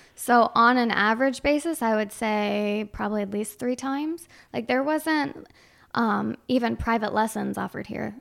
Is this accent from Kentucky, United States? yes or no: no; Chazy, New York, United States; I'm from Shazy.